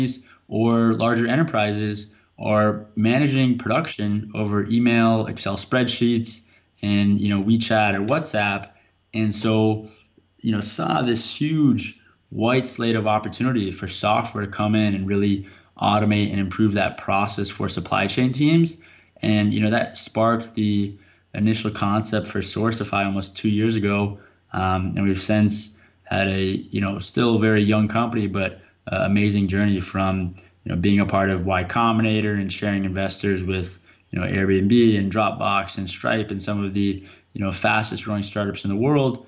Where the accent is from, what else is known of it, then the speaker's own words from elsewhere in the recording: Bethesda, Maryland, United States; I grew up in Bethesda, Maryland, right outside Washington, D.C.